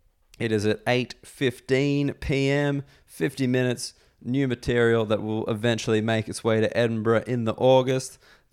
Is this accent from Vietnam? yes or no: no; Canada; as a Canadian, I was very intimidated to have to ski alongside him.